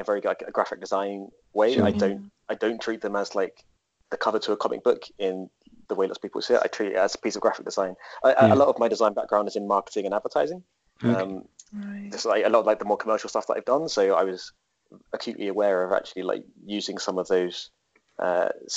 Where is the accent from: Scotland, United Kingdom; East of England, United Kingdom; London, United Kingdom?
East of England, United Kingdom; Essex; moved away; I used to work in a comic book shop back in my hometown in Essex